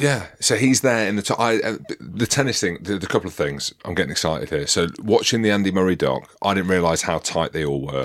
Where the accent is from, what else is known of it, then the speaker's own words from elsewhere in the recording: United Kingdom; being British